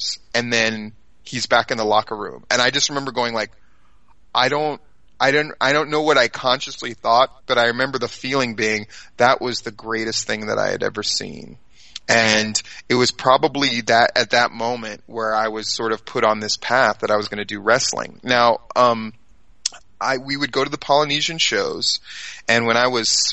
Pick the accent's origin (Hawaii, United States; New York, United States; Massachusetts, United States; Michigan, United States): Hawaii, United States; also born or lived in Alexandria, Virginia / Japan; So I grew up in Hawaii. I lived there when I was a really little kid, and then we moved back when I was about in third grade, and I stayed there all the way through grad school.